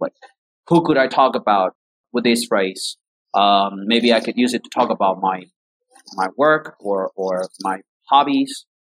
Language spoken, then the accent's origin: English; Caracas, Capital District, Venezuela; English is a second language; I grew up in um, Caracas, that's the capital city of Venezuela